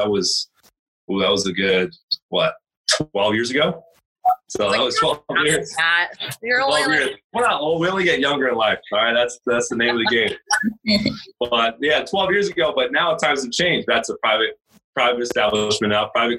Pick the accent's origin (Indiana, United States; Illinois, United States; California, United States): California, United States; Laguna Hills; also born or lived in Central Washington University, Washington; I was born and raised in Laguna Hills, which is in Orange County, OC life